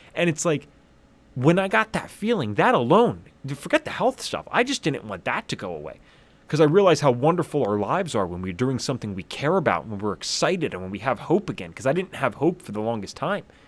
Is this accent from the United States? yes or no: yes; southeast Pennsylvania, United States; I grew up in Pennsylvania, about forty-five minutes northeast of Philadelphia, very far southeast Pennsylvania